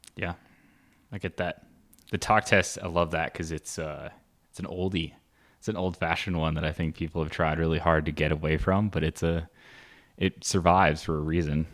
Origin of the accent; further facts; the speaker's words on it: Midwest, United States; growing up in the Midwest